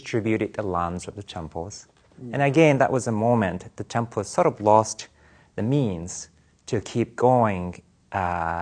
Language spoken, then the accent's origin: English; Japan; now in California, United States; I was born and raised in Japan in a Buddhist temple family